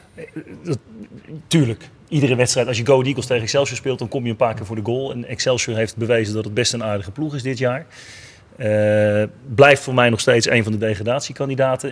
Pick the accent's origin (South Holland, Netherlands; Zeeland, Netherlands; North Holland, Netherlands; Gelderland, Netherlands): South Holland, Netherlands; Rotterdam; wij als Rotterdammers